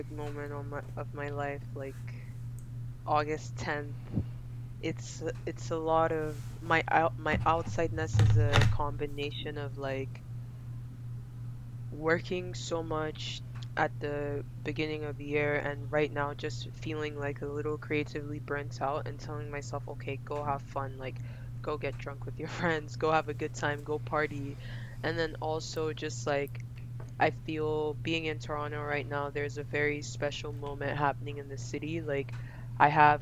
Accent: Lagos, Nigeria; moved away; also born or lived in United Kingdom; I was born and raised in Lagos

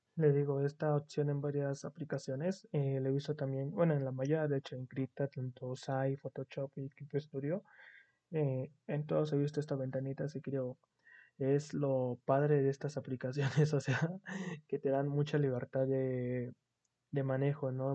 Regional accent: Mexico; como buen mexicano

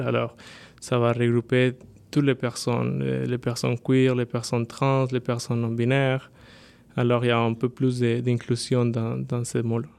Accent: Bogotá, Colombia; French is a second language; moved away as an adult; now in Quebec, Canada; originaire de la Colombie. J'ai 29 ans, je suis né à Bogota et je suis arrivé au Québec il y a 6 ans.

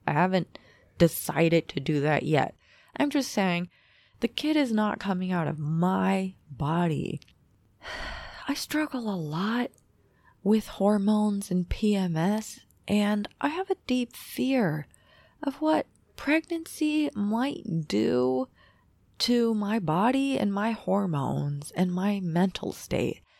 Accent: United States; I am an American born and raised

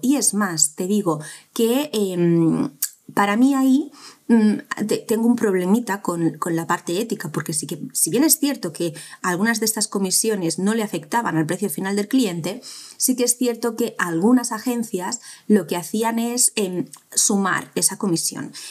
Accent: Spain; cómo somos los españoles

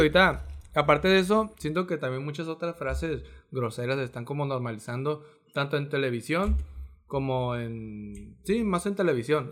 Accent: Mexico; porque somos mexicanos

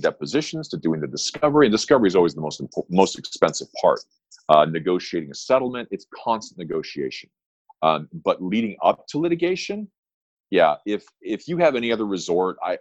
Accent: Southern California, United States; I grew up on the waves of Southern California, and I'm happy to be home

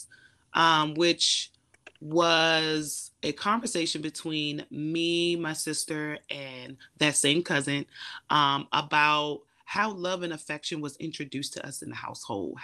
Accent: Eastern Shore, Maryland, United States; I am an introvert from a small town, Eastern Shore, Maryland

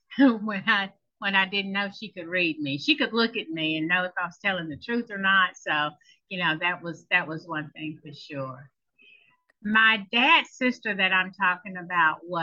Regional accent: Choctaw County, Alabama, United States; I am from a small town in Alabama, Choctaw County, Alabama

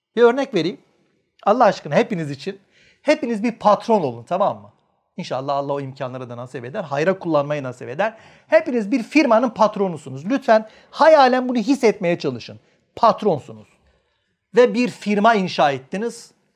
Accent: Manisa, Turkey; ben Manisalıyım

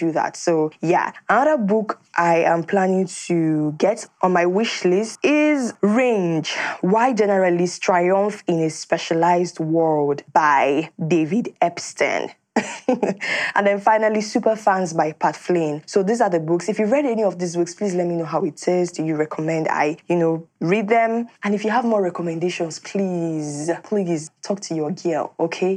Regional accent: Nigeria; as a Nigerian and as Africans

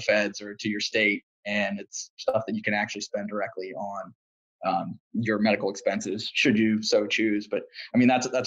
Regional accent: Pittsburgh, Pennsylvania, United States; I'm from Pittsburgh

